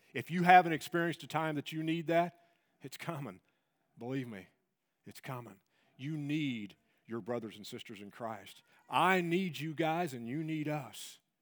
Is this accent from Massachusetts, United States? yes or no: no; Tennessee, United States; I'm, I'm from Tennessee.